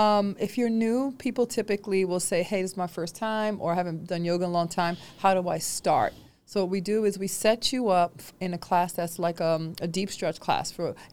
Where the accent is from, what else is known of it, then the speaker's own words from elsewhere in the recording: New York, United States; A child, I grew up in New York, and I'm used to having, I'm not used to people being separated.